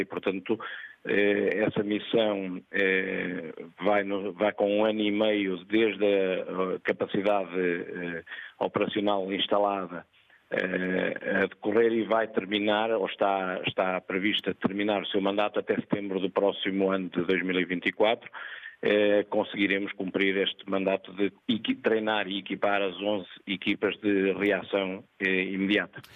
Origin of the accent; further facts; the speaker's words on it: Pedras Rubras, North, Portugal; moved away as an adult; also born or lived in Lisbon; now in Mozambique; Eu nasci em Lisboa, mas vivi eh, em Pedras Rubras toda a minha infância até eh, ir para a Força